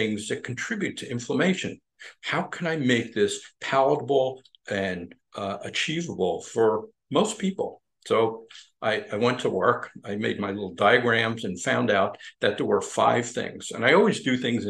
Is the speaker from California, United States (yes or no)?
no; Long Island, New York, United States; moved away as an adult; also born or lived in Midwest / Albany, New York / South Florida; I grew up on Long Island